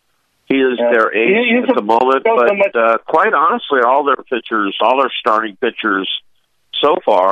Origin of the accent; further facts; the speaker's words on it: Bay Area, California, United States; I grew up in the Bay Area.